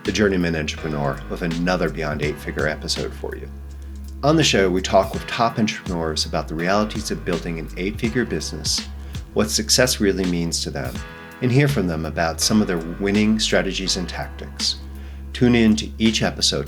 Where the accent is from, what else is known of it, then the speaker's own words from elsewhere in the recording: United States; now in Spain; I'm living in Spain, as an American